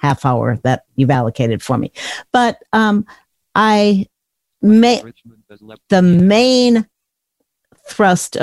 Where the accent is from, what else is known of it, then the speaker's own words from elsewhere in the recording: Chicago, Illinois, United States; I grew up in the Chicago area